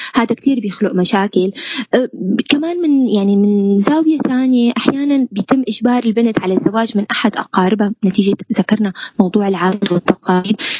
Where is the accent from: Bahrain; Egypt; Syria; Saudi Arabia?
Syria; نحن كسوريين